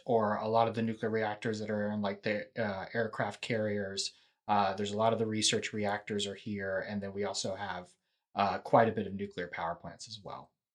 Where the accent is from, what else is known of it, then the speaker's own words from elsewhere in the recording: Houston, Texas, United States; also born or lived in Austin; I, I'm originally from Houston